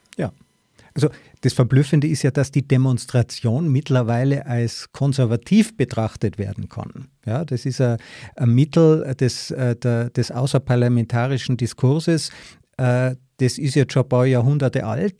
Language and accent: German; Tyrol, Austria; ich bin ja auch aus Tirol